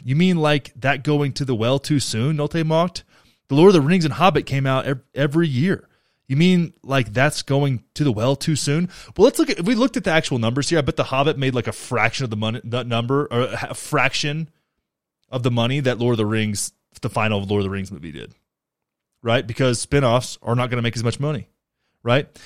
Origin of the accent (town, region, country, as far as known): North Texas, United States; born or raised there